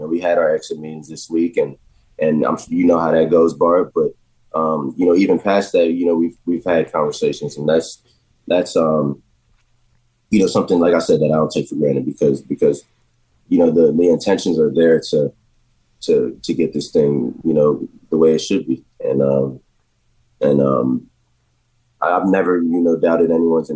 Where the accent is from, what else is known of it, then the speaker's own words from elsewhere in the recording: Jacksonville, Florida, United States; moved away; for all the years that I've been growing up in Jacksonville